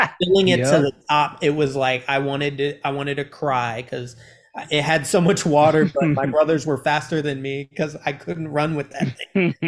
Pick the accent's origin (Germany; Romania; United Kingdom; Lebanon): Germany; born there; so my dad was in the military, so I traveled a lot from Germany. I was born in Germany.